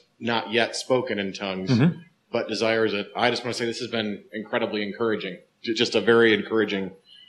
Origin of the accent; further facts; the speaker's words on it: the Bible Belt, United States; I grew up in the Bible Belt, and it was Father, Son, and the Holy Bible.